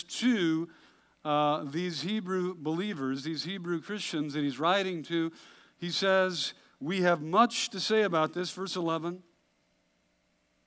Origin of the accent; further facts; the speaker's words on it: Hood River, Oregon, United States; I grew up in Hood River, Oregon